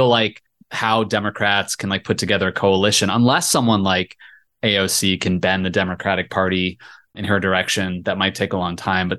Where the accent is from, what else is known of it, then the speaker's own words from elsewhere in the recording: Virginia's 7th district, United States; I grew up in Virginia's 7th district, and that was Eric Cantor's old seat